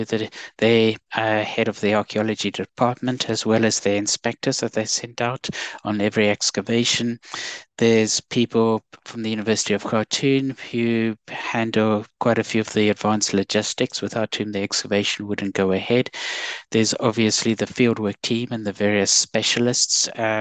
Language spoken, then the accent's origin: English; South Africa; now in United Kingdom; as some people have picked up from my accent, I'm South African, but I've been here in the UK for a large number of years